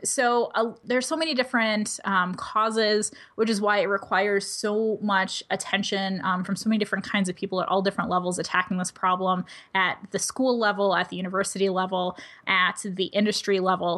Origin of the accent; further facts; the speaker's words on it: United States; first language English; I speak English as a first language. I'm mostly abled. I grew up in the United States